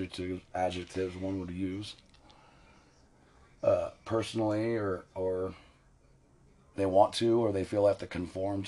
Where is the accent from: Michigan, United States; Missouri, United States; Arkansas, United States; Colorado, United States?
Colorado, United States; Kittredge; I grew up near Red Rocks in a town called Kittredge, just south of Evergreen. In the foothills